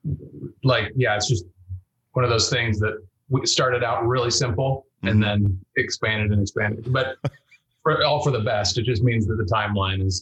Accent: Elk Grove, California, United States; born or raised there; moved away as an adult; also born or lived in Bend, Oregon / Whittier, California; now in Seattle, United States

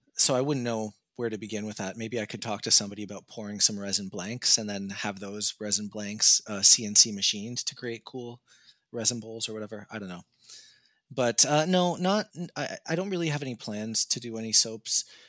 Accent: Canada; I would just tell them Canada

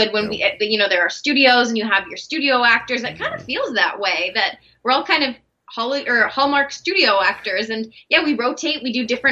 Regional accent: Canada; also born or lived in Los Angeles, United States / Vancouver, Canada; I'm Canadian, but I had an American visa, so I was living down there

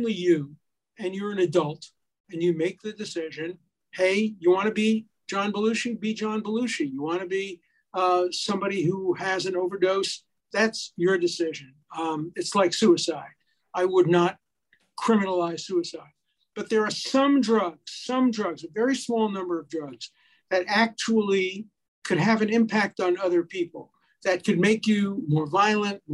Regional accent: New York City, New York, United States; moved away; also born or lived in Hyattsville, Maryland; I come from Brooklyn

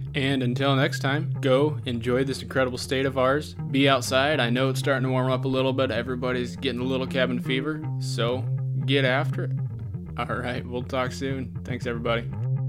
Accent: Southwest Iowa, United States; moved away as an adult; also born or lived in Brookings, South Dakota; now in Sioux Falls, United States; I am not originally from South Dakota. I'm actually originally from Southwest Iowa.

